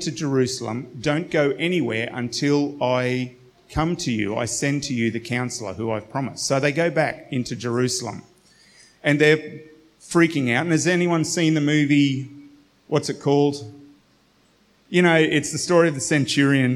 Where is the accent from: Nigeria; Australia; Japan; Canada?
Australia; as an Australian Western culture